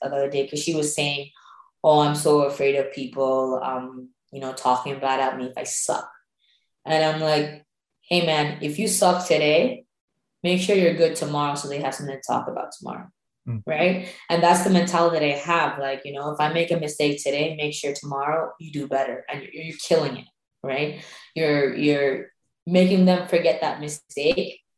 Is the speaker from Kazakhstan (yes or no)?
no; Sri Lanka; moved away; Growing up in Sri Lanka.